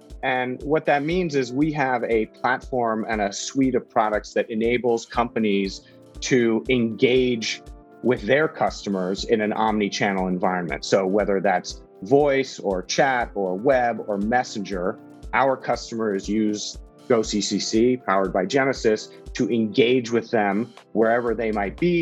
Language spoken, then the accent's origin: English; California, United States; moved away as an adult; now in Singapore; I'm from California